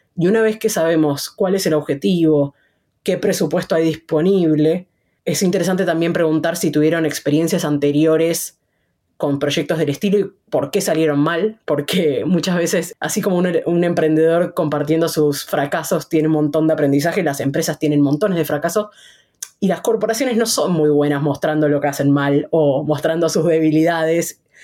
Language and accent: Spanish; Buenos Aires, Argentina; yo nací en Buenos Aires, Argentina.